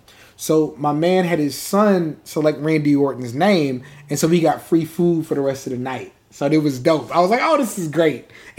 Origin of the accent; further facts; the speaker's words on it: San Antonio, Texas, United States; I'm from San Antonio, so I'm there with people I know.